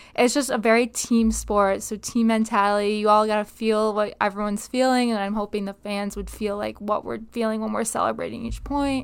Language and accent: English; Binghamton, New York, United States; moved away as an adult; now in Connecticut, United States; I am from the city of Binghamton, specifically the Johnson City, but it's better to say I'm from Binghamton